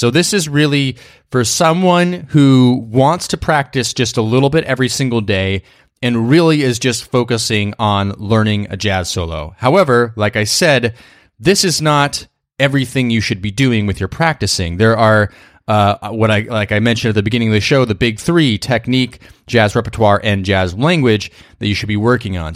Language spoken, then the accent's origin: English; New York, United States; I'm a New Yorker